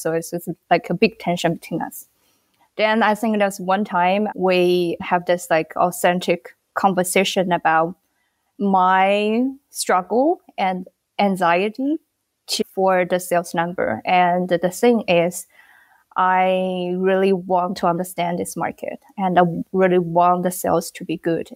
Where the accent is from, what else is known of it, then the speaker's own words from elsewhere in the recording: China; moved away as an adult; now in Bangladesh; Originally, I'm from China